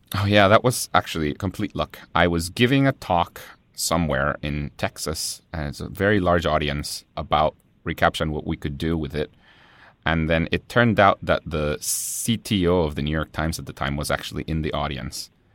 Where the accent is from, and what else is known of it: Guatemala City, Guatemala Department, Guatemala; born or raised there; first language Spanish; English is a second language; now in United States